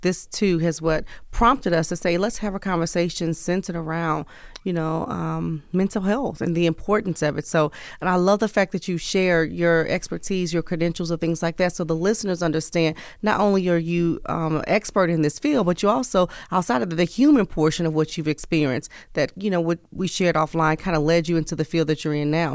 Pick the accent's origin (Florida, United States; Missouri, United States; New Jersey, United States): Missouri, United States; St. Louis; also born or lived in East Coast / the South; now in West Coast, United States; born and raised in the Midwest, Missouri, Saint Louis, Missouri, but have lived all vo-, all over